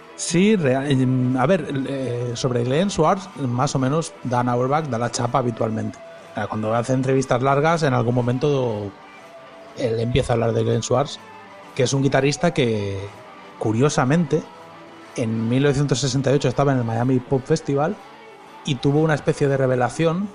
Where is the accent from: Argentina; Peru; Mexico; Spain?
Spain; moved away as an adult; also born or lived in Uruguay; now in United States; yo como español que soy